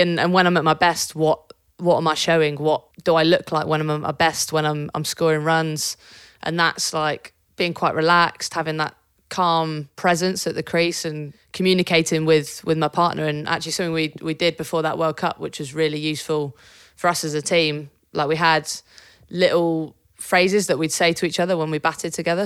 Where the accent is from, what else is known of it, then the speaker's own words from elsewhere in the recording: Devon, South West England, United Kingdom; I grew up in Devon